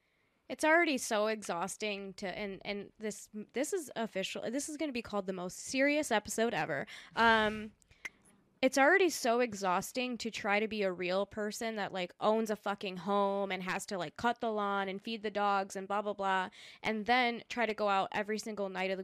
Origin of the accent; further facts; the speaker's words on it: United States; first language Spanish; English is a second language; also born or lived in South America; I was born in South America, my first language was Spanish, I'm an immigrant, I'm all these things, my entire family is very different from who I am, I'm an only child, I was raised in America on my own, I speak this perfect, almost perfect English